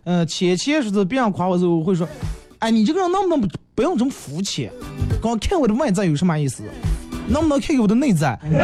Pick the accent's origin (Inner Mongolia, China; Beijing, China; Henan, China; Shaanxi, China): Inner Mongolia, China; Bayannur; 咱们在巴芒长大这种小啊小时候的一些东西